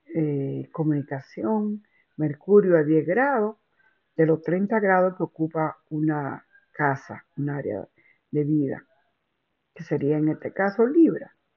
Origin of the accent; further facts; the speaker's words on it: Dominican Republic; now in New York, United States; en la República Dominicana, esa es donde yo nací